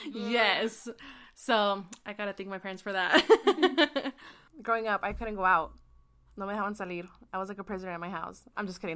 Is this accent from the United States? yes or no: yes; Iowa, United States; I was born in Iowa